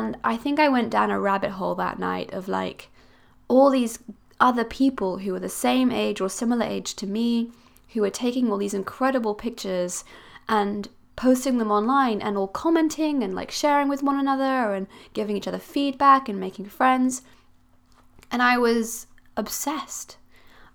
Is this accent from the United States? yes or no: no; Switzerland; now in Cornwall, United Kingdom; I'm originally from Switzerland